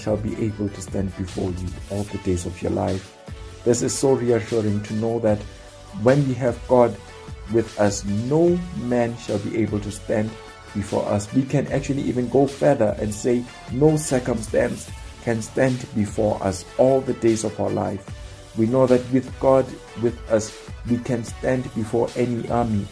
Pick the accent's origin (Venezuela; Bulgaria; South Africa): South Africa; I come from South Africa